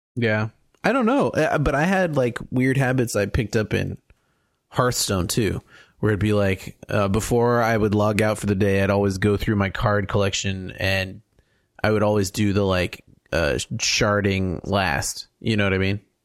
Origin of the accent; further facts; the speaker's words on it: California, United States; as a Californian skier that learned in Mammoth